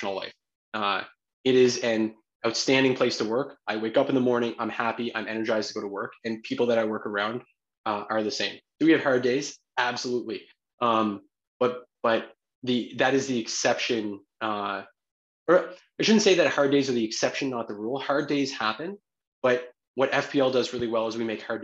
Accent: New Brunswick, Canada; we're all from New Brunswick. We all live in New Brunswick.

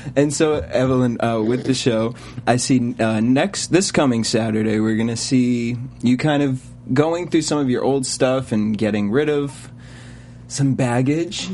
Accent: East Coast, United States; now in Los Angeles, United States; I'm from the East Coast, and so I know coming over to LA, there's a lot of adjustments.

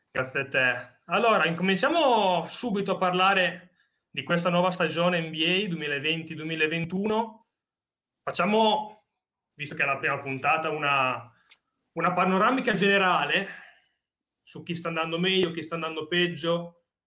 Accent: Bologna, Emilia-Romagna, Italy; siamo di Bologna

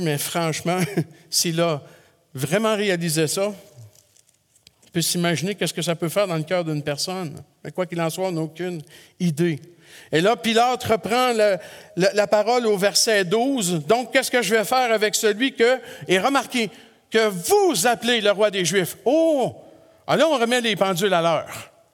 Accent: Quebec, Canada; chez nous au Québec

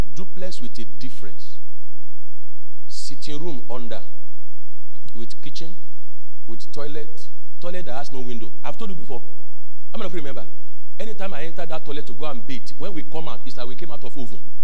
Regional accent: Nigeria; moved away; I went to my hometown on Tuesday

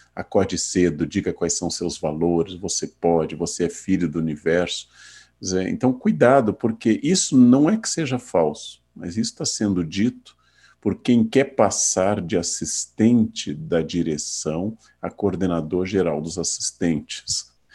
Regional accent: Rio Grande do Sul, Brazil; meu estado natal

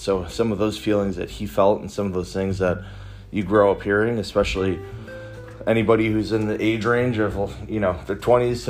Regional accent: Chicago, Illinois, United States; I'm Puerto Rican and I grew up in Chicago

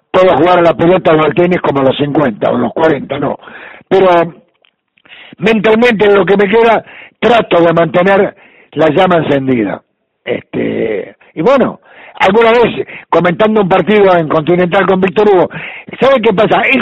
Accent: Italy; now in Argentina; Y bueno, sigo siendo italiano, este, con mucho afecto por la Argentina, pero con mucho dolor por aquello que es inolvidable.

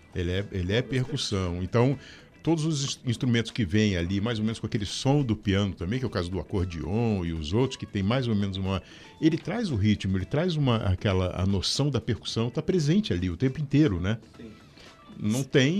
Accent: São Paulo, Brazil; also born or lived in Rio de Janeiro; now in Curitiba, Brazil; eu fui, eu fui criado em São Paulo, né? É, depois voltei para o Rio e vim para cá em 1991

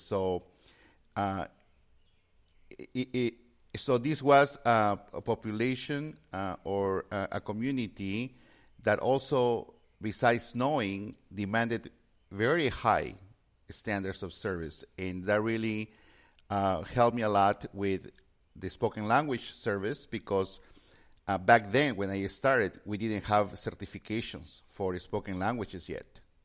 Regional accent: Peru; moved away; I had a strong foundation in Spanish since I was born and raised in Peru.

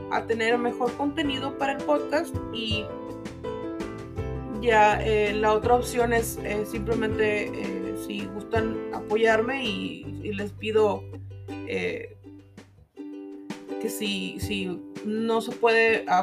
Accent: Mexico; el mes patrio para los que somos mexicanos

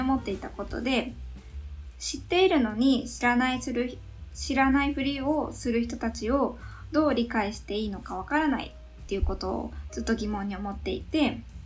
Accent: Yamaguchi, Japan; 私山口県山口市出身日本生まれ日本育ち

